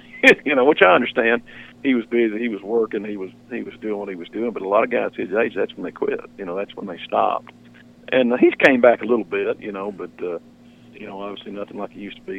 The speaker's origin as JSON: {"language": "English", "region": "Arkansas", "country": "United States", "tie": "born or raised there", "said": "I grew up here in Arkansas, and we duck hunted"}